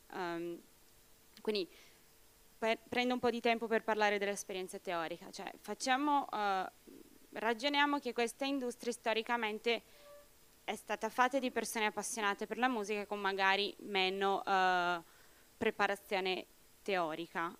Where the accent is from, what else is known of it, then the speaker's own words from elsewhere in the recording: Brazil; now in Italy; Io sono brasiliana